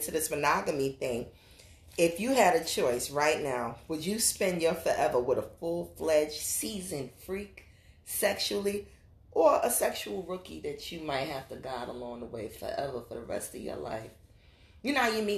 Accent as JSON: {"language": "English", "town": "New York City", "region": "New York", "country": "United States", "tie": "born or raised there", "said": "I grew up in New York City"}